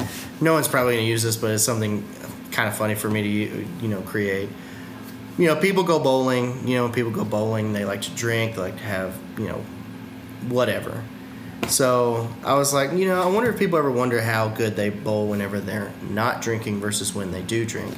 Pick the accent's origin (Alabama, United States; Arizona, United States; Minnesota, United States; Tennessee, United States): Tennessee, United States; Fayetteville; moved away as an adult; also born or lived in Las Vegas, Nevada; My hometown being Fayetteville, Tennessee.